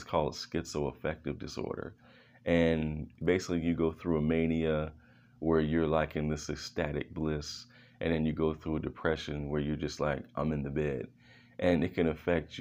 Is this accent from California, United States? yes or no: no; Philadelphia, Pennsylvania, United States; I was born in Philadelphia.